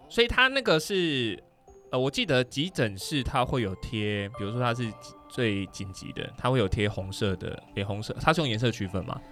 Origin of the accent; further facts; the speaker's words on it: Taiwan; 我是台湾人啊